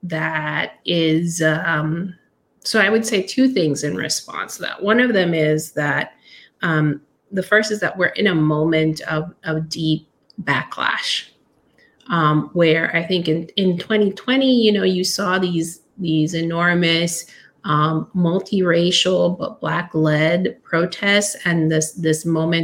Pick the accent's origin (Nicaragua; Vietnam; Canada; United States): Nicaragua; I'm from Nicaragua, which is a little country that is repeatedly invaded or fought over by major powers throughout its history.